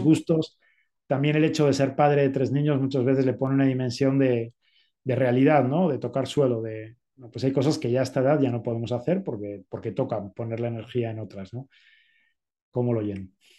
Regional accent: Spain; moved away as an adult; also born or lived in Zaragoza; now in Mexico City, Mexico; soy español

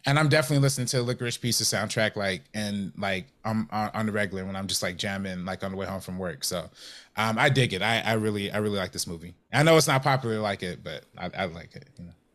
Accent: Compton, California, United States; I'm from Compton

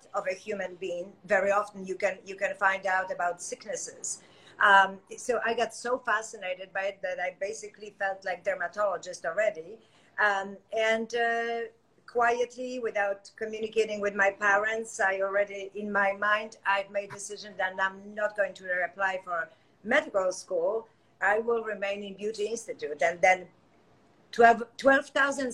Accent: Poland; moved away as an adult; now in United States; 2 years, I was an esthetician in Poland

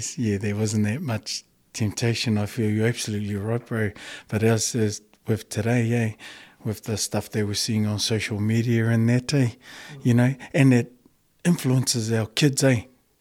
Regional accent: Auckland, New Zealand; I did grow up out west, brother. I'm a Henderson boy, born and bred

